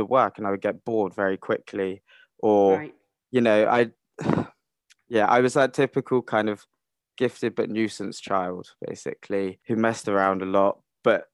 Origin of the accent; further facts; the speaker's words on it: Cornwall, South West England, United Kingdom; I grew up in Cornwall